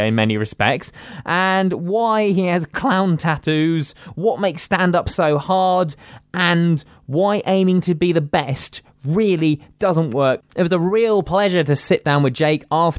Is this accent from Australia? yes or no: no; Reading, South East England, United Kingdom; it was in my hometown.